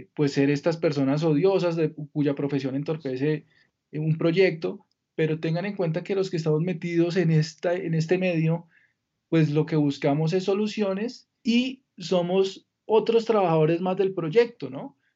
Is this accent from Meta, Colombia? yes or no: yes; Villavicencio, Meta, Colombia; Yo soy de Villavicencio, Mi infancia la pasé allá